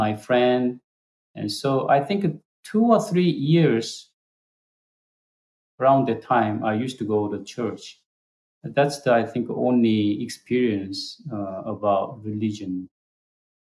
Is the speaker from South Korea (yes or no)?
yes; South Korea; English is a second language; moved away